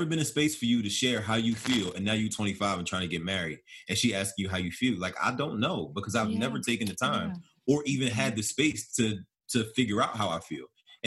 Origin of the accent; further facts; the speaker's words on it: Philadelphia, Pennsylvania, United States; I born and raised in Philly